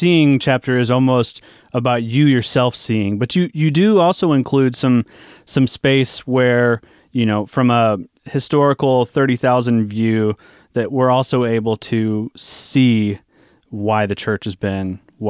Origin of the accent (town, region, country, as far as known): Southern Illinois, United States; born or raised there; moved away